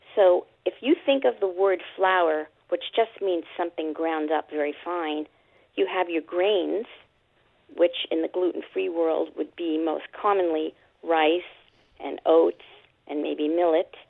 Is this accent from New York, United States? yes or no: yes; New York City, New York, United States; moved away as an adult; also born or lived in Long Island, New York / Connecticut; now in Ventura, California, United States; I grew up in Brooklyn, Queens, and Long Island, New York.